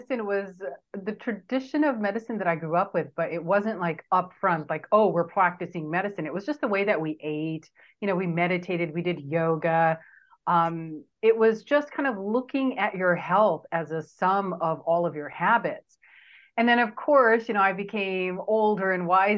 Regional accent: Southern California, United States; accent: California; also born or lived in India; I came here when I was 4 years old, here being Southern California, and I was raised here most of my life.

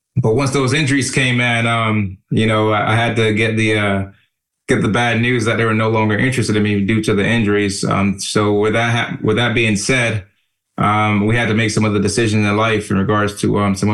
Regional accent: Jamaica; also born or lived in Miami, Florida; now in United States; growing up in Jamaica, you know, it's the countryside of town, I want to say

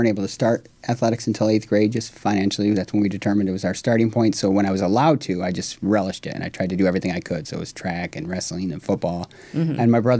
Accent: Phelps, New York, United States; moved away as an adult; I'm from upstate New York originally, small town, Phelps, New York, you know, one stoplight.

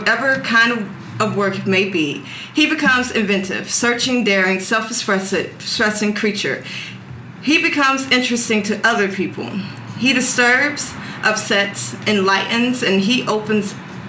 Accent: Valletta, Malta; Like I said, I'm from Valletta.

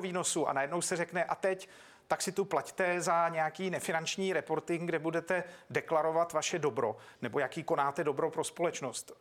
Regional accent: Czechia; tady jsem doma

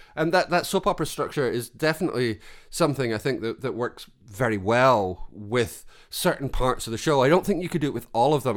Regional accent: Scotland, United Kingdom; as a Scotsman

